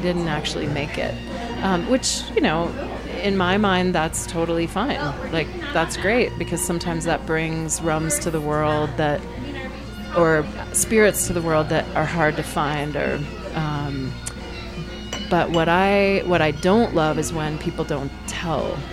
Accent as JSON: {"language": "English", "region": "Maine", "country": "United States", "also_born_or_lived": "Massachusetts", "said": "I'm from Maine"}